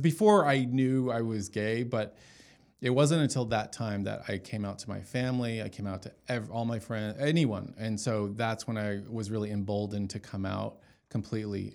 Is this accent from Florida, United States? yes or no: no; Dallas, Texas, United States; moved away as an adult; now in Los Angeles, United States; I was born and raised in Dallas, went to Jesuit, you know, schools, Jesuit high school